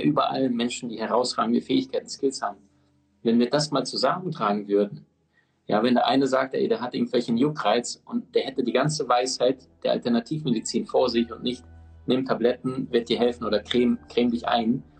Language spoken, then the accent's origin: German; Omsk, Omsk Oblast, Russia; moved away; ich in Sibirien geboren bin